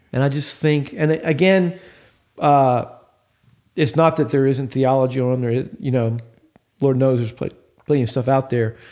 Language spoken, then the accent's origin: English; United States; I love being American